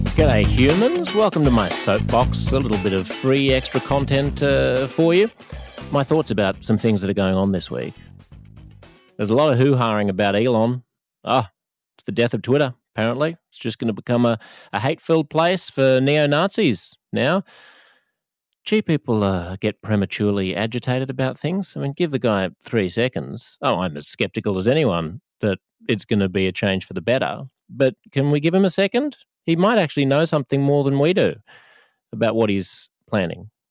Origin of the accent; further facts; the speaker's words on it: Australia; I am Australian instead of American or Canadian.